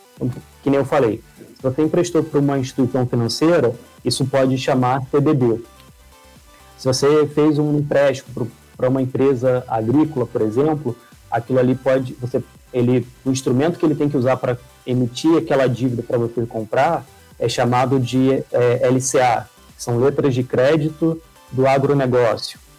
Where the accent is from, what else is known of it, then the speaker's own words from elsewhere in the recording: Rio de Janeiro, Brazil; moved away as an adult; now in São Paulo, Brazil; acho que o sotaque vai entregar um pouco. Eu sou carioca, mas acabei mudando aqui para São Paulo